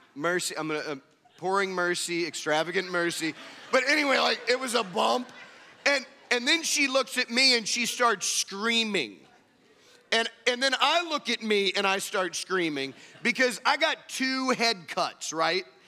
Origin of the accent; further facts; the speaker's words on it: Indiana, United States; moved away; I'm from Indiana.